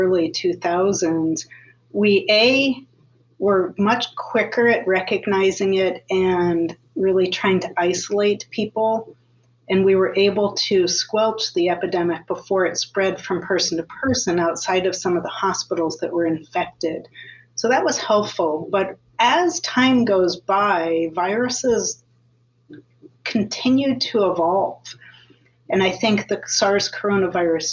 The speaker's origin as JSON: {"language": "English", "town": "Iowa City", "region": "Iowa", "country": "United States", "tie": "born or raised there", "said": "I grew up in Iowa City"}